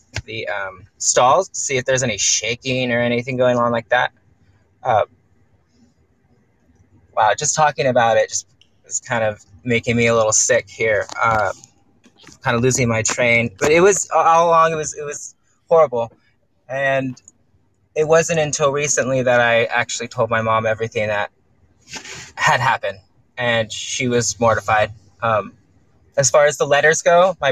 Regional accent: California, United States; I'm from California

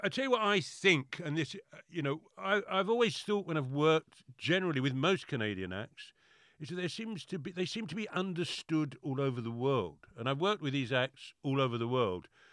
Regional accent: London, United Kingdom; I'm very London

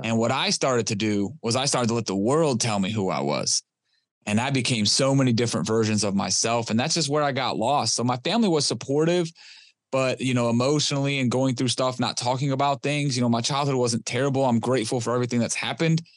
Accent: Detroit, Michigan, United States; I was born and raised in Detroit, Michigan

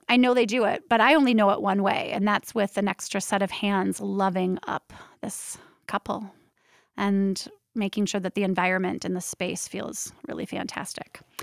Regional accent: Minneapolis, Minnesota, United States; also born or lived in Portland, Oregon; now in Minneapolis, United States; nineteen seventy-five, I was born in Minneapolis, Minnesota

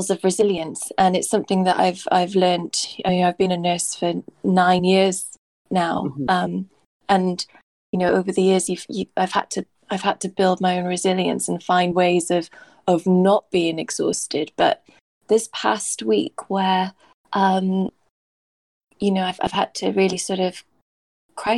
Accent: Swansea, Wales, United Kingdom; moved away as an adult; now in London, United Kingdom; I'm from Swansea, so it was my first kind of time in London away from my family

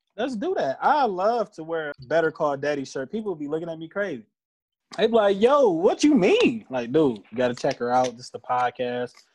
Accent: Detroit, Michigan, United States; I am a designer from Detroit

